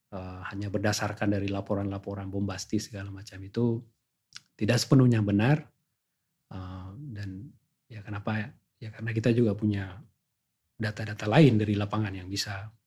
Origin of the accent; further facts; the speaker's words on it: Aceh, Indonesia; karena saya datang dari Indonesia